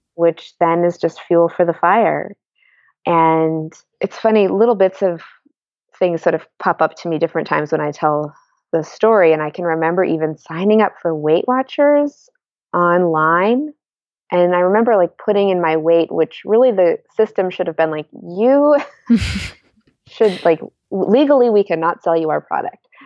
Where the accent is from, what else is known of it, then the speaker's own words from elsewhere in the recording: Washington, District of Columbia, United States; now in Bay Area, United States; I grew up in Washington, D C